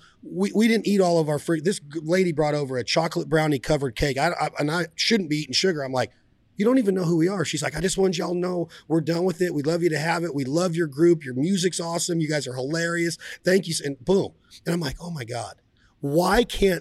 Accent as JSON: {"language": "English", "region": "Nevada", "country": "United States", "tie": "born or raised there", "said": "my home state of Nevada"}